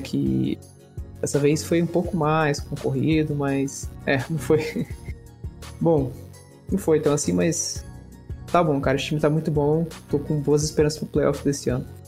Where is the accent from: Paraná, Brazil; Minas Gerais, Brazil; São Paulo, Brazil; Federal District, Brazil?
Federal District, Brazil; Brasília; Eu mesmo sou de Brasília